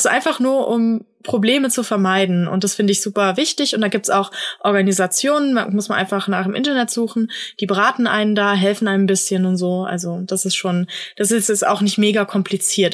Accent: Germany; hier bei uns in Deutschland

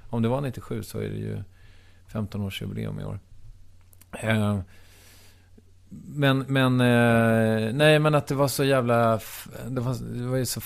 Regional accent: Strängnäs, Södermanland, Sweden; moved away; Jag kommer från Strängnäs, mm. som ligger åtta mil ungefär mm. äh, väster om Stockholm.

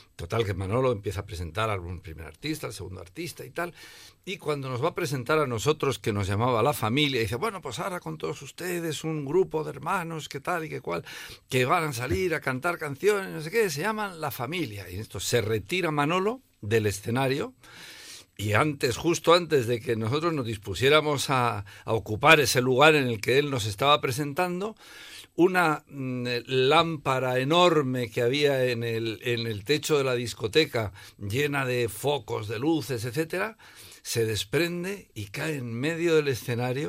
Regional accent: Logroño, La Rioja, Spain; moved away as an adult; also born or lived in Madrid; Cuando yo me fui de Logroño por primera vez, me fui a estudiar a Madrid

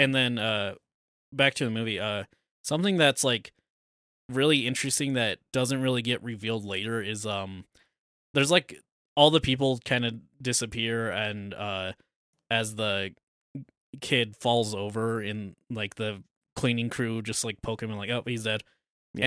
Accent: United States; we're American.

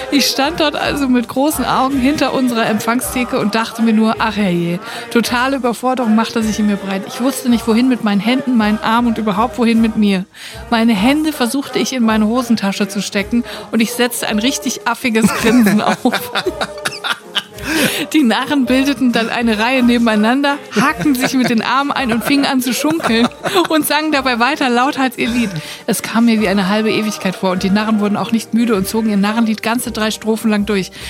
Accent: Baden-Württemberg, Germany; moved away as an adult; von meinem Heimatort ein kleines Dorf auf der Schwäbischen Alb in eine 50 Kilometer entfernte Kleinstadt gezogen bin.

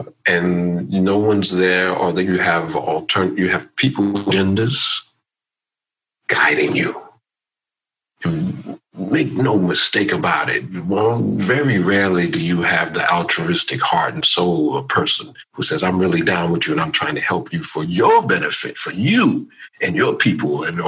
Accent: United States; it's a byproduct of being Black American.

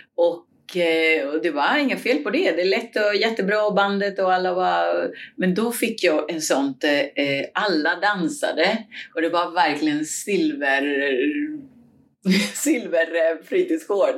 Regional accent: Cuba; now in Sweden; Jag kommer från Kuba

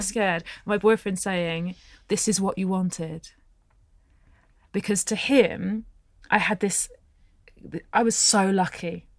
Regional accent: England, United Kingdom; I was born in England

